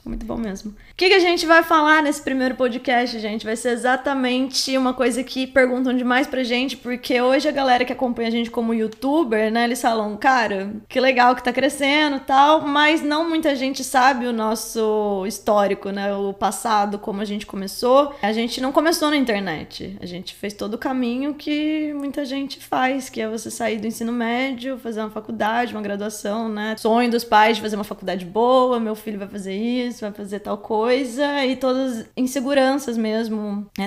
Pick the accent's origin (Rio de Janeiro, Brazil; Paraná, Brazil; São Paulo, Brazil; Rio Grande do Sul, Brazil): São Paulo, Brazil; Caçapava; A gente é de Caçapava